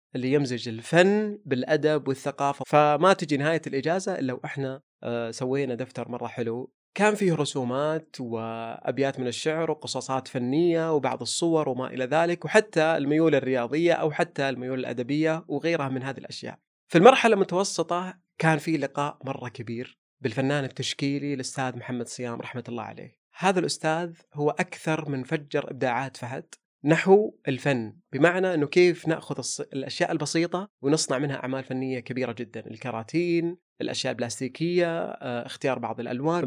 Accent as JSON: {"language": "Arabic", "country": "Saudi Arabia", "tie": "born or raised there", "said": "لهذا الوطن ولهذا المكان اللي احتضنه طول عمرنا من ميلادنا"}